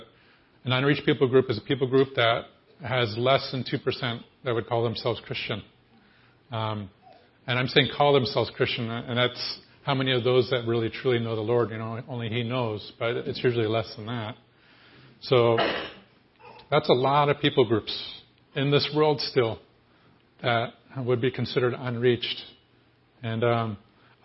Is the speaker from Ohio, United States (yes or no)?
yes; Ohio, United States; also born or lived in Vermont; I'm from Ohio